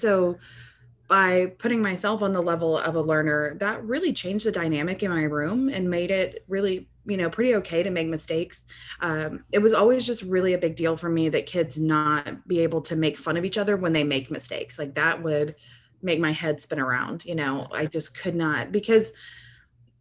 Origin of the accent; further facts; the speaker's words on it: rural Texas, United States; also born or lived in Dallas area, Texas; I am from a very rural part of Texas, and I grew up in a very homogenous environment